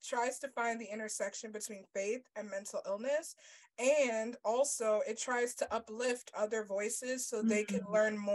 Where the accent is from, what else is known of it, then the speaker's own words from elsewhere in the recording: New York, United States; I'm also from New York